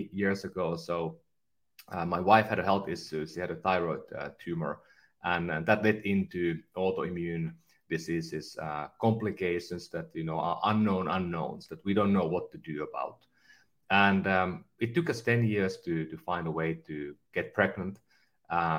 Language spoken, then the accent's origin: English; Kempele, North Ostrobothnia, Finland; moved away as an adult; now in California, United States; I'm from a northern Finland small town called Kempele, and almost at the Arctic Circle